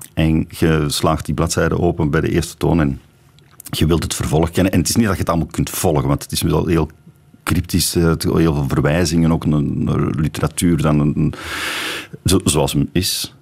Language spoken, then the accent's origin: Dutch; Belgium; als Belg